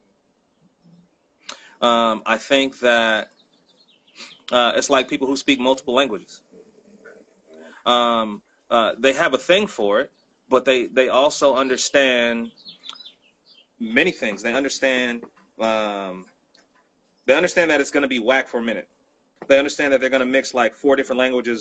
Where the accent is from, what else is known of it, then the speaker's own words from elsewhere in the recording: Bay Area, California, United States; moved away; I'm from the Bay Area